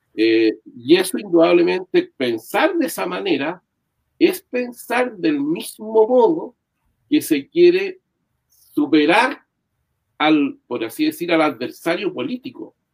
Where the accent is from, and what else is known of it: Chile